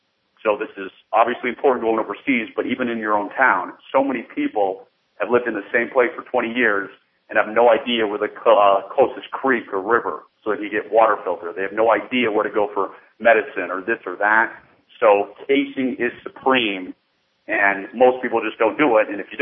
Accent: Washington, District of Columbia, United States; moved away as an adult; also born or lived in southern Utah; now in Utah, United States; I now live in southern Utah. I moved here about 4 years ago. I was born and raised in the Washington, D.C. area.

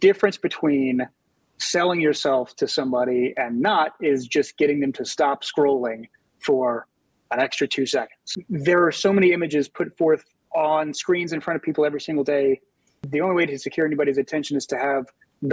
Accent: Louisiana, United States; now in New Orleans, United States; Louisiana's home for me. I'm a big home, big supporter of my home state

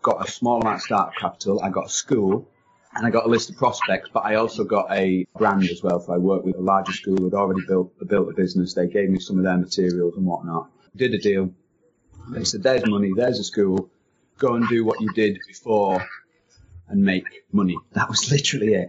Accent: England, United Kingdom; moved away as an adult; also born or lived in Germany; I went out there as an English guy

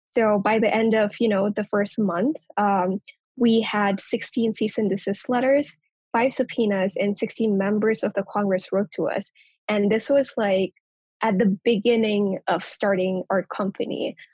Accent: Kathmandu, Bagmati, Nepal; now in United States; I was actually born and raised in Kathmandu, Nepal, on the other side of the world

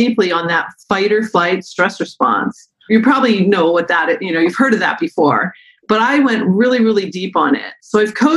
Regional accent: Concord, New Hampshire, United States; moved away as an adult; also born or lived in Battle Creek, Michigan; now in Michigan, United States; I'm from Concord, New Hampshire originally. Grew up in the mountains of New Hampshire

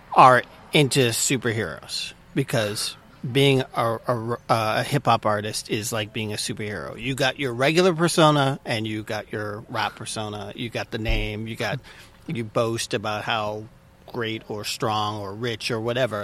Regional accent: Malden, Massachusetts, United States; moved away as an adult; also born or lived in San Francisco; I grew up in Malden, Massachusetts

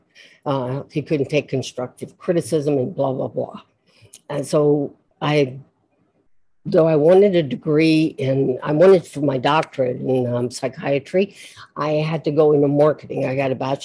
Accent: South Louisiana, United States; I'm from South Louisiana and I'm Catholic

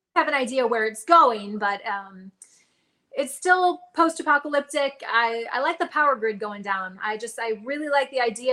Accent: Reno, Nevada, United States; moved away as an adult; also born or lived in Arizona; I'm from Nevada. I grew up outside of Reno, kind of around Lake Tahoe

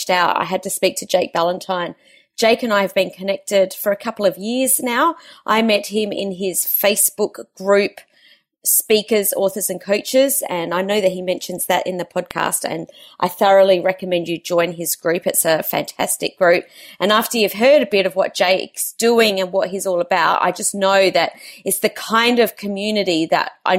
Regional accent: Adelaide, South Australia, Australia; moved away; I've been down in Adelaide over the weekend, which is my hometown

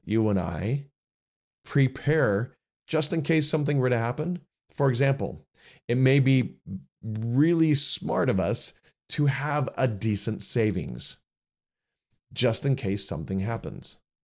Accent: United States; as average American citizens

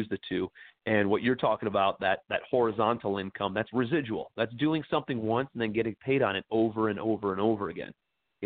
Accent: Cleveland, Ohio, United States; moved away as an adult; also born or lived in New York City; I'm from Cleveland, Ohio originally. Moved out to New York City after college

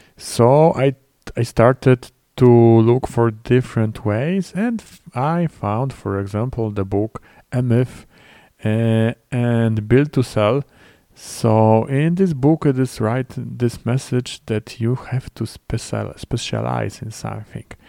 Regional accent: Poland; English is a second language; in my home country, in Poland.

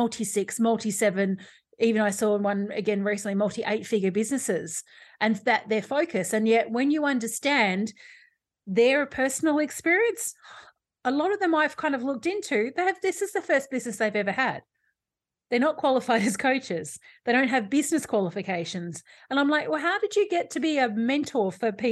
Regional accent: Australia

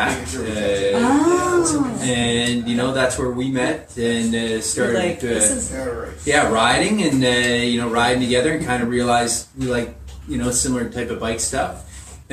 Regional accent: Toronto, Ontario, Canada; moved away as an adult; also born or lived in Calgary; now in Ottawa, Canada; I grew up in Toronto

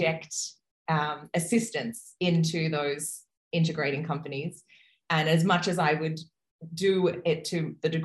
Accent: Brisbane, Queensland, Australia; I am a woman from Brisbane, Australia

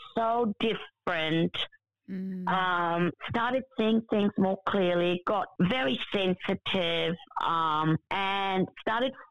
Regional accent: India; I was born in India

